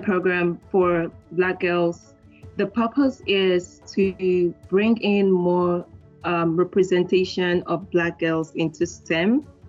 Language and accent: English; Nigeria; I'm Nigerian